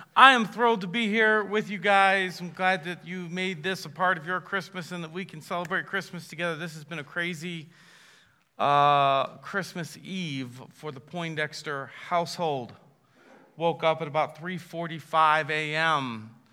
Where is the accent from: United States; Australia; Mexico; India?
United States; Massillon, Ohio; I was born in Massillon, Ohio